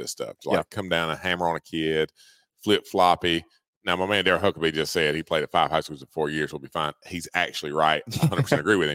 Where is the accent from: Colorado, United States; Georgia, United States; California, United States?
Georgia, United States; Wrightsville; I'm from Wrightsville, Georgia